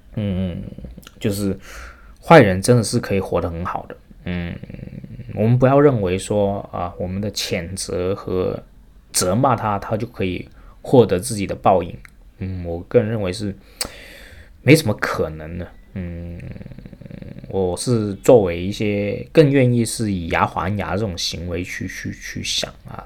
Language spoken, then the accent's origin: Chinese; Shenzhen, Guangdong, China; 我是深圳出生长大的啊，我实际上以前这个家住在华强北，过两条街道就到了，所以我的后花园从小长大的地方实际就是深圳华强北